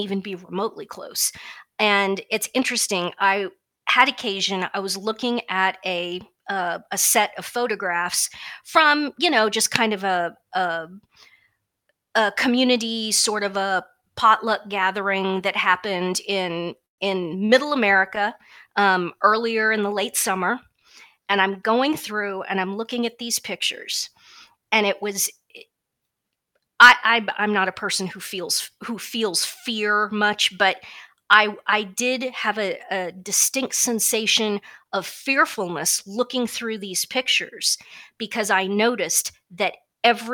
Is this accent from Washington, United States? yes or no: no; Kansas, United States; I'm from Kansas